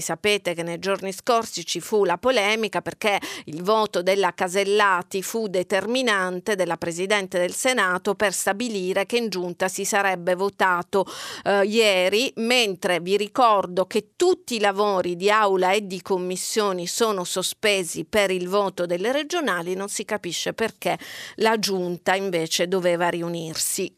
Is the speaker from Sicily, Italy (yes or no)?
yes; Catania, Sicily, Italy; moved away; io vengo da Catania, dalla Sicilia